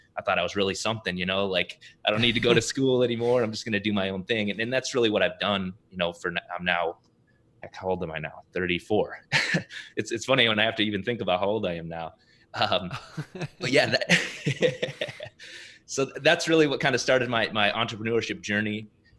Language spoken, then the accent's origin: English; South Dakota, United States; now in Minneapolis, United States; I was born and raised though in South Dakota, small town in South Dakota.